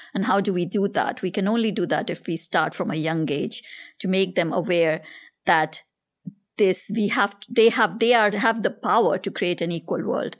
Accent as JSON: {"language": "English", "country": "India", "tie": "born or raised there", "moved": "as an adult", "said": "growing up in India"}